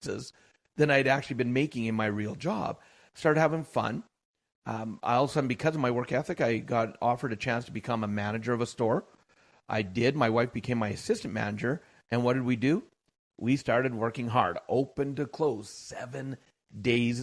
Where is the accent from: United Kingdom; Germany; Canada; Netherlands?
Canada; I am Canadian born and bred.